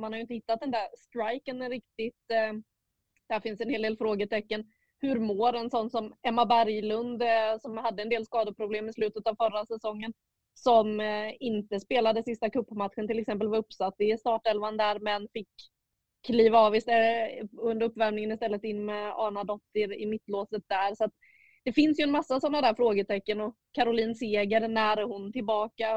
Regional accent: Småland, Sweden; moved away; Jag är ju från södra Sverige men inte Skåne då va? Nej, Småland.

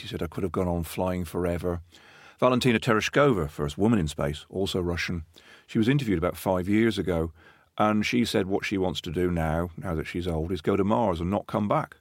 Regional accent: Plymouth and Exmouth, Devon, South West England, United Kingdom; I grew up in First Plymouth and Exmouth in Devon. So I grew up by the sea

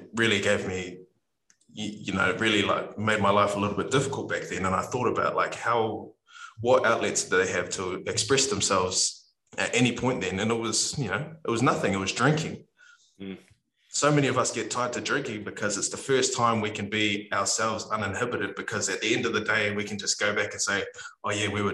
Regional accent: New Zealand; us as Kiwi men

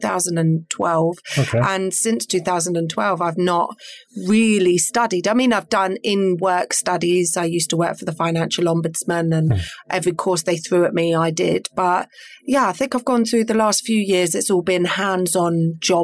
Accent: Peterborough, East of England, United Kingdom; I am local, born and bred Peterborough. And so I grew up in Orton

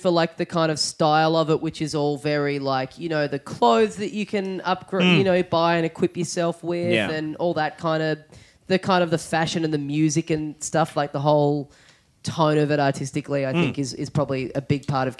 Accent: Australia; the identity of being an Australian

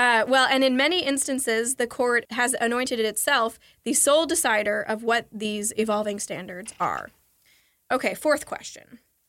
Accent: Kentucky, United States; I'm from Kentucky. We do love our fried chicken there

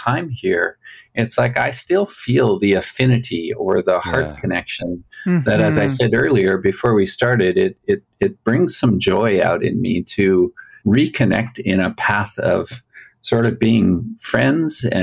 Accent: Alberta, Canada; now in Utah, United States; And I also come from Canada. So there's a shared Canadian thing. I grew up in Alberta.

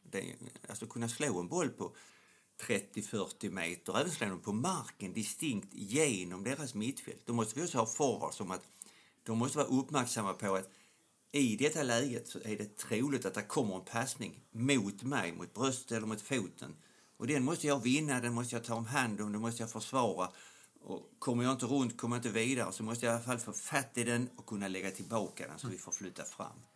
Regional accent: Skåne, Sweden; accent: Scanian (skånska); Jag ska försöka att göra min skånska lite mer

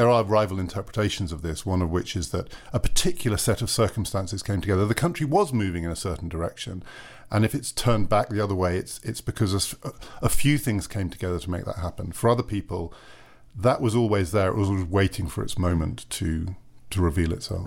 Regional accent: United Kingdom; as a British citizen

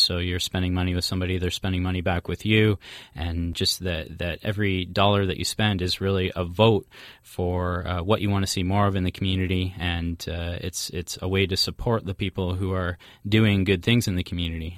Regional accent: Midland, Ontario, Canada; my hometown, which is uh, Midland, Ontario

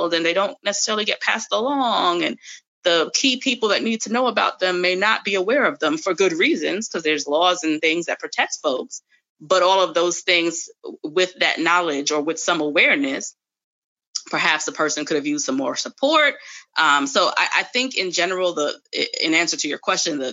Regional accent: New York, United States; moved away; I'm from New York originally

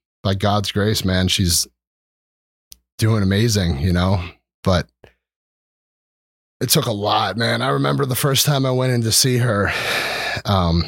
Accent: Oley Valley, outside Reading, Pennsylvania, United States; moved away as an adult; now in Breinigsville, United States; I grew up in Olde Valley. It's like a country town outside Reading

